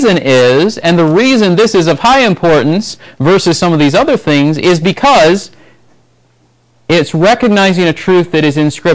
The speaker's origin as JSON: {"language": "English", "country": "United States", "said": "we grew up in the United States"}